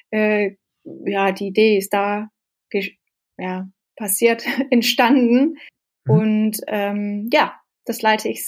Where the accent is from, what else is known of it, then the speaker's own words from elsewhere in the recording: Norway; German is a second language; also born or lived in Denmark; Ich bin, ich komme ursprünglich aus Dänemark, ähm, aber mit zwölf hat meine Eltern sich entschieden, dass wir fahren nach Norwegen und deswegen bin ich in eine kleine Dorf in Norwegen groß geworden und habe da natürlich Norwegisch gelernt.